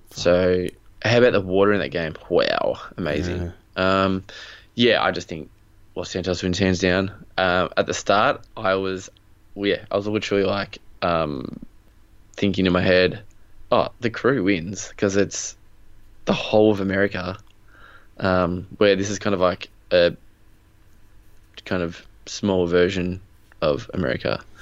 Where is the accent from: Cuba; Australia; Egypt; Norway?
Australia; we are Australian